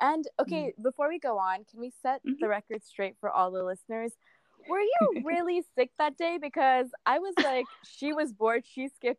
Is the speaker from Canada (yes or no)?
yes; Canada; So I was from Canada and she was from St. Vincent's Grenadine.